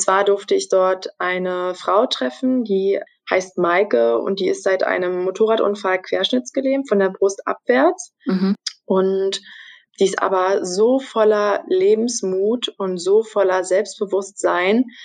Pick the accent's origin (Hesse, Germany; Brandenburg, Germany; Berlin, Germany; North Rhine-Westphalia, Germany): Brandenburg, Germany; moved away as an adult; now in Stralsund, Germany; Ich komme ursprünglich aus Brandenburg, lebe aber äh, seit dem letzten Jahr September, seitdem ich also das Volontariat begonnen habe, in Mecklenburg-Vorpommern, genauer gesagt in Stralsund.